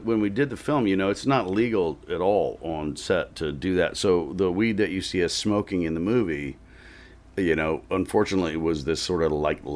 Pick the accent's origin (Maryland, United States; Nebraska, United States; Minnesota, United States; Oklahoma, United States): Oklahoma, United States; moved away as an adult; also born or lived in Texas / Los Angeles, United States; I grew up mostly in Oklahoma and Texas